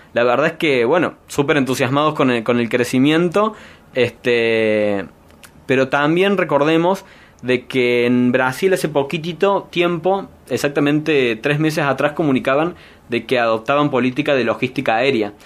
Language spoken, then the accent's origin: Spanish; Argentina; la cantidad de personas que somos en Argentina